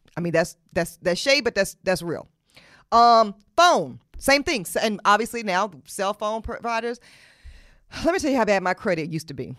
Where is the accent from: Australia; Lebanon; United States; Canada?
United States; Charlotte, North Carolina; In Charlotte, my hometown